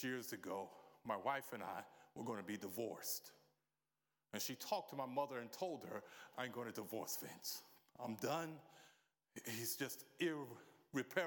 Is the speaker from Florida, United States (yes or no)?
no; New York City, New York, United States; moved away as an adult; now in United Kingdom; I'm from a place called the Big Apple.